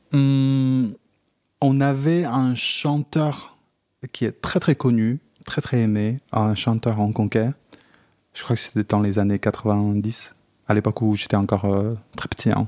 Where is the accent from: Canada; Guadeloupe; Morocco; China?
China; now in France; j'ai grandi, enfin, je suis chinois. Euh, donc j'ai grandi dans un pays